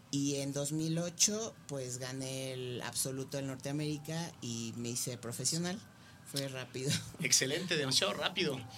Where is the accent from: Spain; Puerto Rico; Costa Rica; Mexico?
Mexico; Mexico City; born there; nací en la Ciudad de México, tengo 38 años.